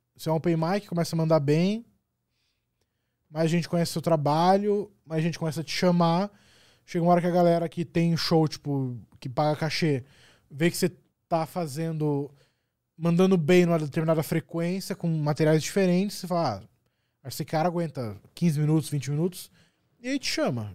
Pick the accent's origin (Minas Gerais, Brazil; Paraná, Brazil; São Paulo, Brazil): Paraná, Brazil; Curitiba; sou de Curitiba